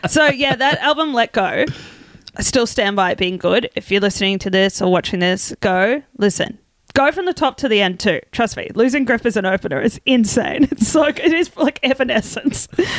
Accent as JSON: {"language": "English", "town": "Brisbane", "region": "Queensland", "country": "Australia", "tie": "born or raised there", "said": "I grew up like in Brisbane. I'd never felt cold in my life."}